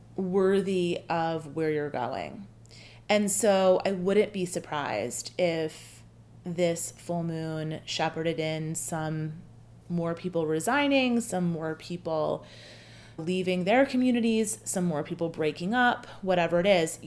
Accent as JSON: {"language": "English", "country": "United States", "said": "I'm American"}